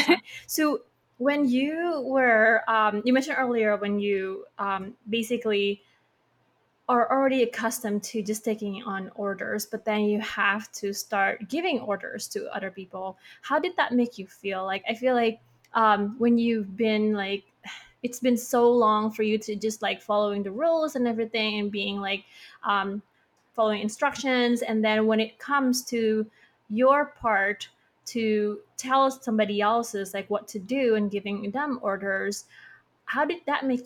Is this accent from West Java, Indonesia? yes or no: no; Bali, Indonesia; I'm from Bali